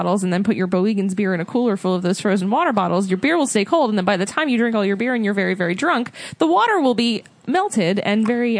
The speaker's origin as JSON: {"language": "English", "region": "Florida", "country": "United States", "said": "because we're from Florida."}